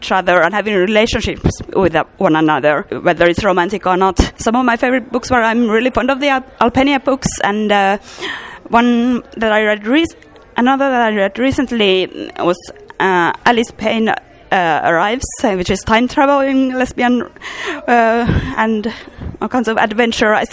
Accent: Finland; I'm from Finland.

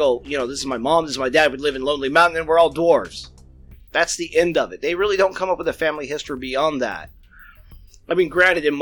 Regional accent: United States; We're Americans

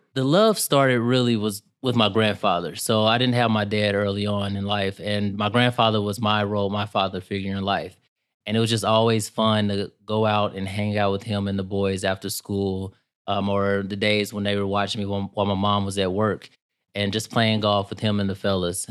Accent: East St. Louis, Illinois, United States; I'm from East Saint Louis, Illinois, which a lotta people think since Saint Louis is in Missouri, it's, uh, I'm in Missouri, but right across the river in Illinois, and that's pretty much where I was raised

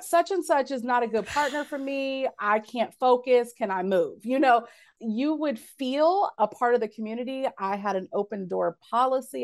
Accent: Cincinnati, Ohio, United States; from Cincinnati

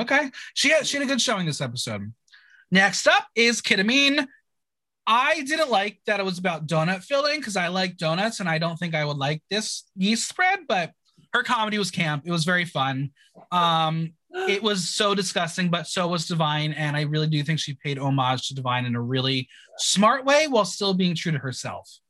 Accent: United States; I'm an American

